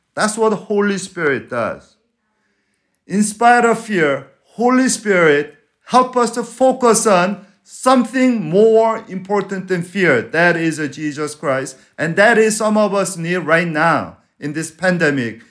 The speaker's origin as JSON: {"language": "English", "country": "Venezuela", "moved": "yes", "said": "I'm from Venezuela"}